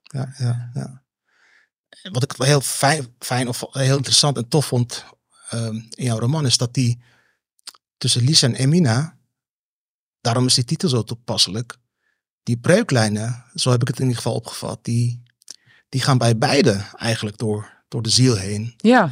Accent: Netherlands; ik ben ook een Nederlander.

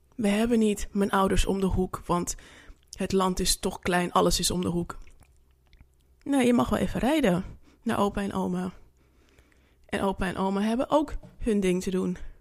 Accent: Suriname; now in Netherlands; ik ben Surinaamse.

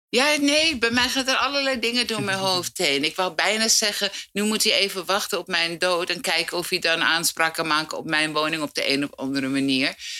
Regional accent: Amsterdam, North Holland, Netherlands; Daar heb ik dus gewoond als kind

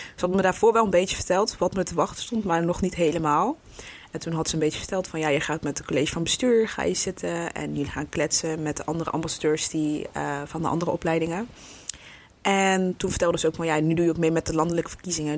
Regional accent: Breda, North Brabant, Netherlands; Ik kom uit Breda.

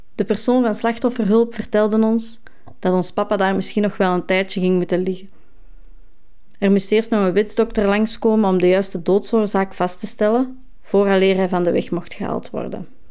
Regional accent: Essen, Flanders, Belgium; richting Overda, in mijn geboortedorp

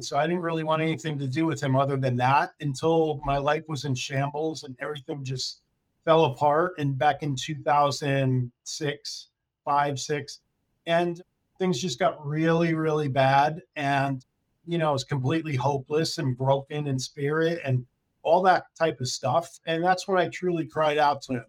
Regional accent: Connecticut, United States; moved away as an adult; also born or lived in California / Florida; I grew up in Connecticut

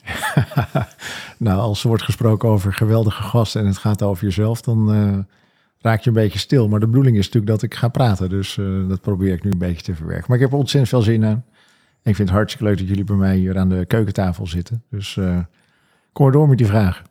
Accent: Alkmaar, North Holland, Netherlands; also born or lived in Venhuizen; toen ik vier was, kreeg mijn vader een nieuwe baan in Alkmaar. Zijn mijn ouders verhuisd naar Alkmaar

